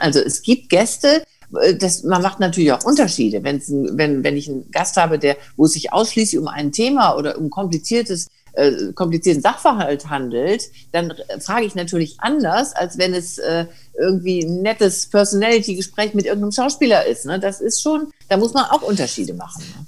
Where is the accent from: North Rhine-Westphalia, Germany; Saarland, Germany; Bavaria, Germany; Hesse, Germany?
North Rhine-Westphalia, Germany; Bergisches Land; dass ich aus Nordrhein-Westfalen komme, also Bergisches Land